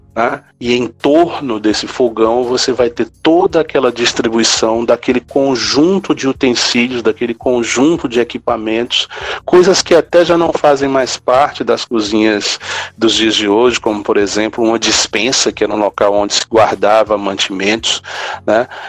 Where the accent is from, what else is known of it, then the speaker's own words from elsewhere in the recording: Quixadá, Ceará, Brazil; eu sou de Quixadá, que a cidade né, de Raquel de Queiroz